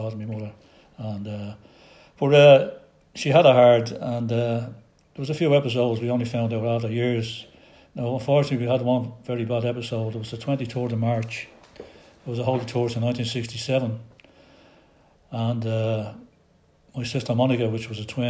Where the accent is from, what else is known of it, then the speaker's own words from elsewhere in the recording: Dublin, Leinster, Ireland; I was born in Market House, and I was born in 12G Market House